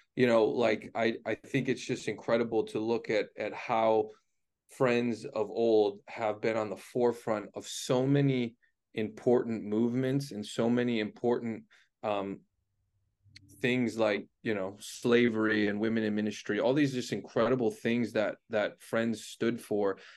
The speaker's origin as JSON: {"language": "English", "town": "Cleveland", "region": "Ohio", "country": "United States", "tie": "born or raised there", "said": "I grew up in Cleveland, Ohio"}